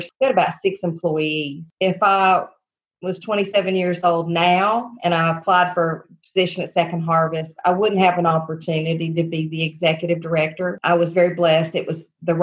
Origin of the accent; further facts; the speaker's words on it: Blountville, Tennessee, United States; I grew up here in Northeast Tennessee and went to high school locally in the area in Bluntville at Central High School